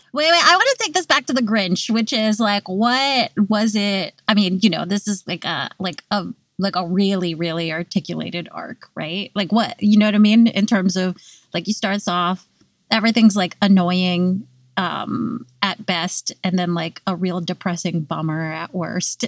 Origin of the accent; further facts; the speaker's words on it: California, United States; now in New York, United States; I grew up in California